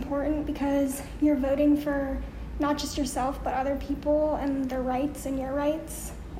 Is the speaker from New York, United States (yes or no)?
no; Fairfax, Virginia, United States; I'm from Fairfax, Virginia.